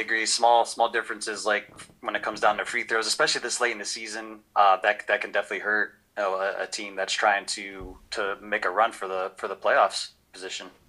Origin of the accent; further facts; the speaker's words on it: Cleveland, Ohio, United States; I'm from Cleveland, Ohio.